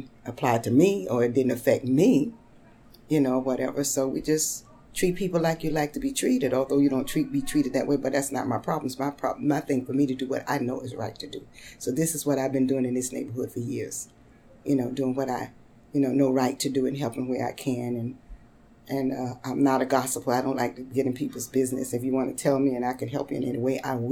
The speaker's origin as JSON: {"language": "English", "region": "North Carolina", "country": "United States", "tie": "born or raised there", "moved": "as an adult", "lives_now": "Brooklyn, United States", "said": "I was born in North Carolina"}